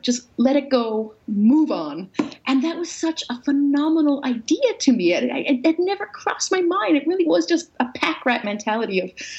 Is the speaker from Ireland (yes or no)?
no; Newfoundland and Labrador, Canada; I was raised Roman Catholic in Newfoundland